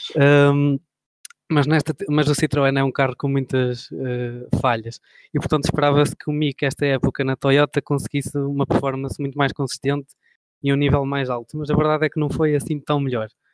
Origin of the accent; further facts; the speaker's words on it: near Bragança District, Portugal; no Distrito de Bragança, que passava perto da minha terra